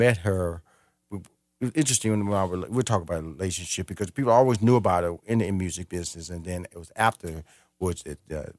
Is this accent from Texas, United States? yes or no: yes; Missouri City, Texas, United States; This is important because I grew up near Missouri City.